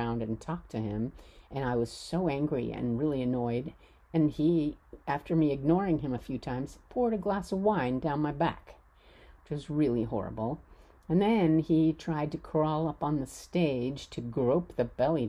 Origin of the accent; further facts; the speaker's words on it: United States; I'm American